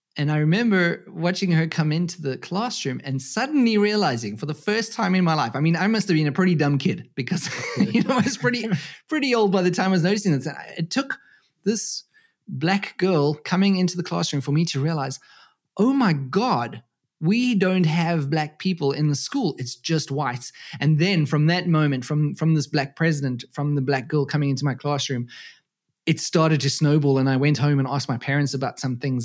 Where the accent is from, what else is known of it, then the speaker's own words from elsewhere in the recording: South Africa; moved away as an adult; now in Germany; I'm originally from South Africa, uh, born and raised there, and I have been living in Germany now for fourteen years